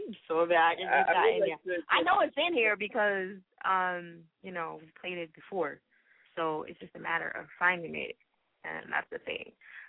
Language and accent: English; Boston, Massachusetts, United States; They don't say I'm from Boston. Boston. They say I'm from Boston. Boston.